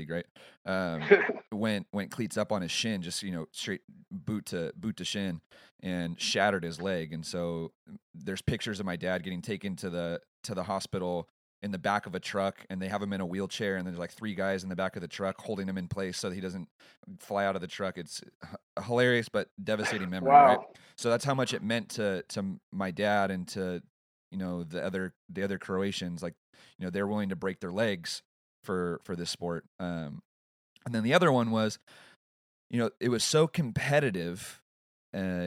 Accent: San Mateo, California, United States; moved away; I'm actually originally from San Mateo, and that's where my dad still lives.

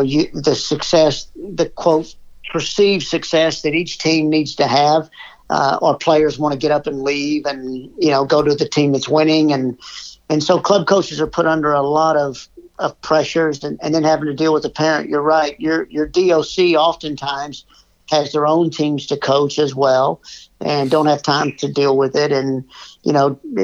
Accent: Irving, Texas, United States; now in Pittsburgh, United States; I'm originally from Irving, Texas.

